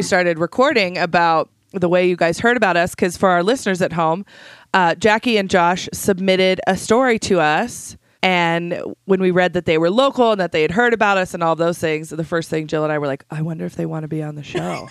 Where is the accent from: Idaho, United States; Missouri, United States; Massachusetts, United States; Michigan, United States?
Idaho, United States; south of Idaho Falls, United States; I grew up in a super teeny town just south of here